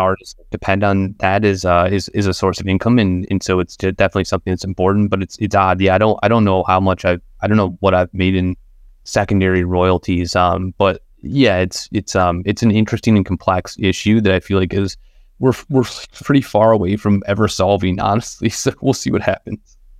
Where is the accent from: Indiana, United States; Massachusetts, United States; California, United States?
Indiana, United States; Northern; growing up in Indiana, we didn't have a, we didn't have a fucking art museum.